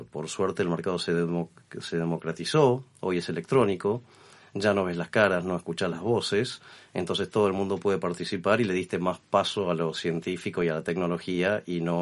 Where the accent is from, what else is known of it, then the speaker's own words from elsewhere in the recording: Argentina; Yo soy argentino